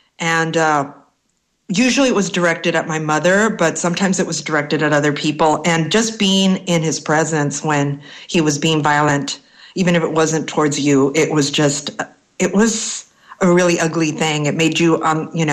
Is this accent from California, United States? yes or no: yes; Los Angeles, California, United States; I grew up in East L.A.